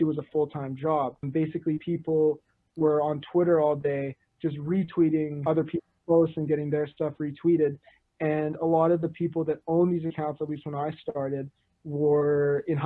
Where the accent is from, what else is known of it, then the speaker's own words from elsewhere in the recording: Vancouver, British Columbia, Canada; I'm from Vancouver